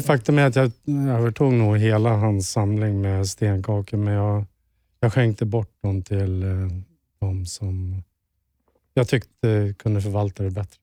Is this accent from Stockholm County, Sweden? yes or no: yes; Stockholm, Stockholm County, Sweden; moved away as an adult; now in Sundbyberg, Sweden; Vårberg, vilket är mina hoods från ja. början. Skärholmen med Vårberg.